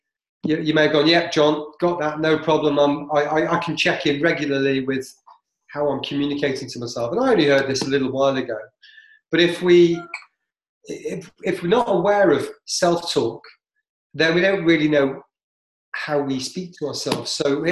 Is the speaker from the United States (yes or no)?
no; Canada; I'm from Canada.